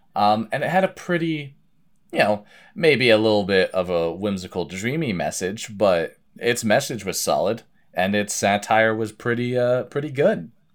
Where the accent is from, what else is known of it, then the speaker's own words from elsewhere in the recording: Vermont, United States; I grew up in Vermont